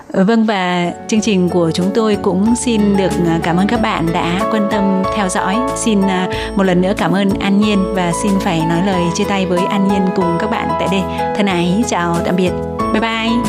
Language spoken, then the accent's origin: Vietnamese; Vietnam; now in Taiwan; những người Việt sống ở Đài Loan